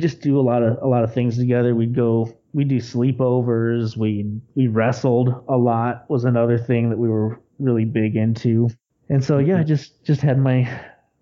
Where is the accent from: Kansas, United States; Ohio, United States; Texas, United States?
Texas, United States; also born or lived in Alice Springs, Australia; They brought me to Texas pretty early on